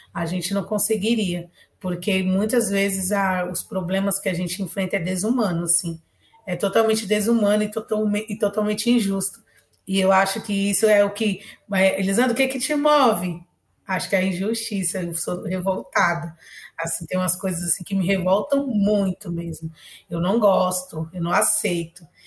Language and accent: Portuguese; São Paulo, Brazil; also born or lived in Bahia; eu tenha crescido na favela, que eu sou nordestina